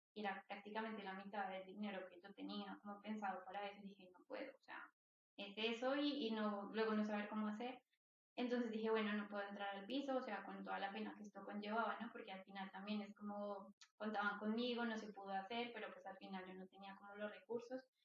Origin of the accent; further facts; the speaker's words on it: Bogotá, Colombia; moved away as an adult; also born or lived in Olesa de Montserrat, Spain; now in Barcelona, Spain; soy colombiana, nací en Bogotá